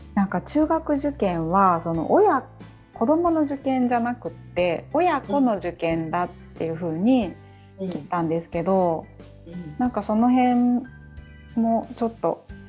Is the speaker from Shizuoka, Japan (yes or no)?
no; Osaka, Japan; now in Tokyo, Japan; 私は大阪出身